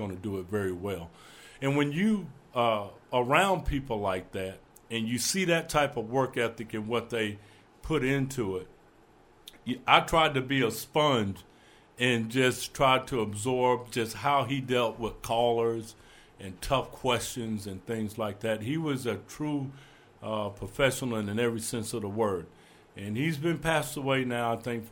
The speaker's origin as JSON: {"language": "English", "town": "Roberta", "region": "Georgia", "country": "United States", "tie": "born or raised there", "moved": "as an adult", "lives_now": "Kentucky, United States", "said": "where I grew up in Roberta"}